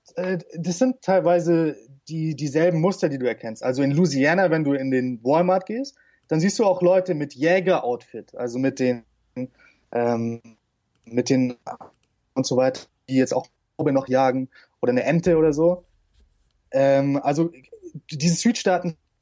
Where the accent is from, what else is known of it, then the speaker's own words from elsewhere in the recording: St. Georgen im Schwarzwald, Baden-Württemberg, Germany; moved away; Stadt nennt sich St. Georgen im Schwarzwald